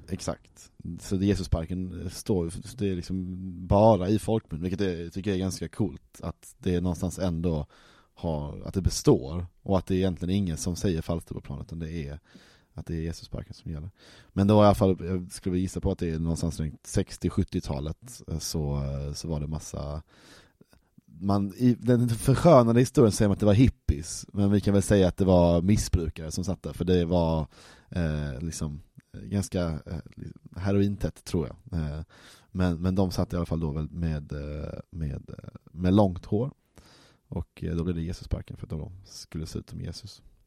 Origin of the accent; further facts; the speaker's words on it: Malmö, Skåne, Sweden; som Malmöbo